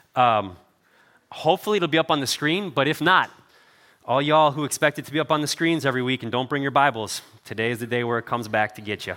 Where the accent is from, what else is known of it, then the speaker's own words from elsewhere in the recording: Cleveland, Ohio, United States; I grew up in Cleveland